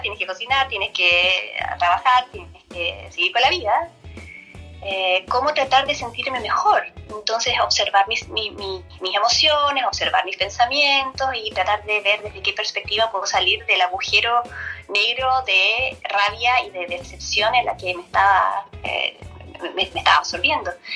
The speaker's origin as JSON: {"language": "Spanish", "country": "Chile", "moved": "as an adult", "lives_now": "Netherlands", "said": "soy chilena me vine a Holanda también buscando expandir mi carrera."}